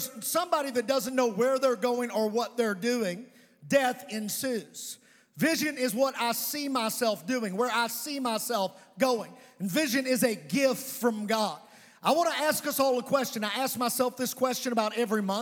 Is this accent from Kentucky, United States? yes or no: yes; Providence, Kentucky, United States; I was raised in Providence, Kentucky